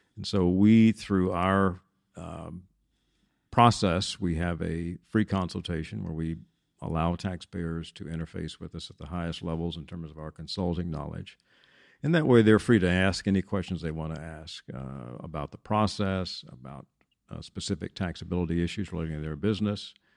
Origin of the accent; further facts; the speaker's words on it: Denton, Texas, United States; also born or lived in Washington, D.C.; I'm a native Texan, was, uh, born and raised in Denton